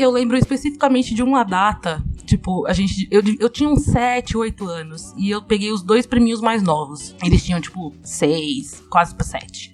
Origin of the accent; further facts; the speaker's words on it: São Paulo, Brazil; Eu sou aqui da Zona Sul de São Paulo e minha avó morou, e, né, a vida inteira todo mundo morou no mesmo terreno